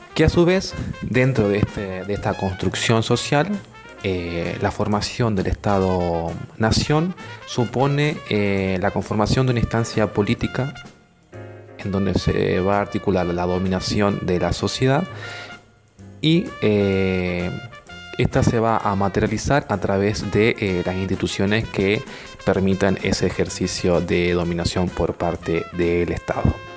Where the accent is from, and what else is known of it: Argentina